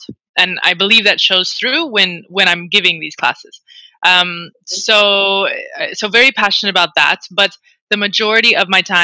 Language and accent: English; United States; now in Spain; I'm an American working in Spain